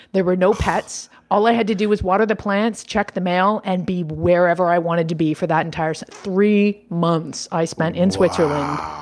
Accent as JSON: {"language": "English", "town": "Toronto", "region": "Ontario", "country": "Canada", "tie": "born or raised there", "said": "i do have a home base back in my hometown of toronto canada"}